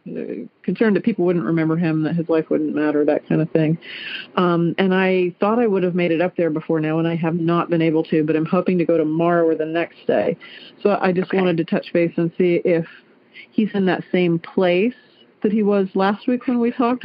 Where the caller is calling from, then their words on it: Clarksville, Ohio, United States; I am calling from Clarksville, Ohio.